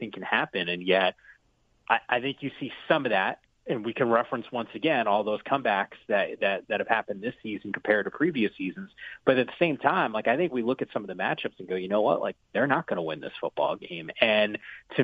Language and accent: English; New Jersey, United States; moved away; I grew up in the Northeast in New Jersey